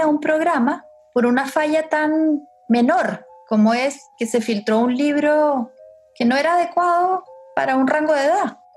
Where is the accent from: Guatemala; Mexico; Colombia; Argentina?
Colombia; moved away as an adult; now in Chile; nací en Chile, pero pasé los primeros 20 años de mi vida en Colombia.